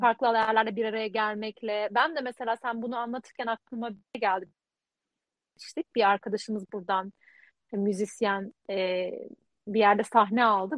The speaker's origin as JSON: {"language": "Turkish", "country": "Turkey", "also_born_or_lived": "Leiden, Netherlands", "moved": "as an adult", "lives_now": "Netherlands", "said": "ben de Türk'üm"}